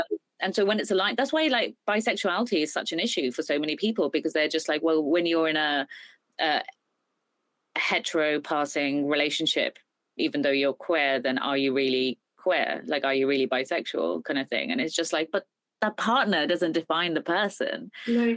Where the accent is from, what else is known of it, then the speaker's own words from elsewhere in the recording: United Kingdom; I'm British Indian